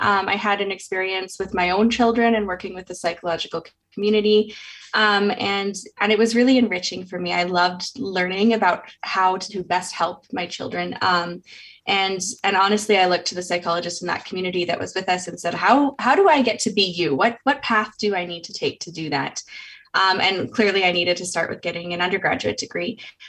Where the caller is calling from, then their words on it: Calgary, Alberta, Canada; I'm calling in today from Calgary.